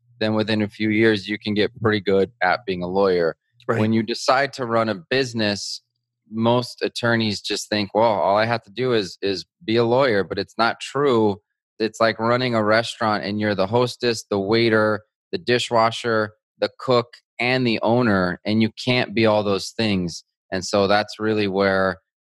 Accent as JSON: {"language": "English", "town": "Albuquerque", "region": "New Mexico", "country": "United States", "tie": "born or raised there", "moved": "as an adult", "lives_now": "Miami, United States", "said": "I live in Miami, Florida, but I grew up in Albuquerque, New Mexico"}